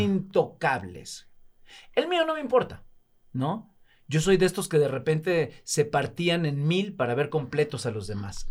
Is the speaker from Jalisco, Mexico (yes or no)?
no; Alvarado, Veracruz, Mexico; moved away; also born or lived in Mexico City; Soy de Veracruz, de un poblado muy pequeño, un pobladito que se llama Alvarado